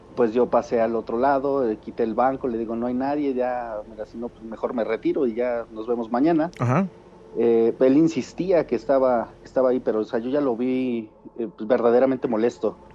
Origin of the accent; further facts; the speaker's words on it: Tulancingo, Hidalgo, Mexico; De Tulancingo Hidalgo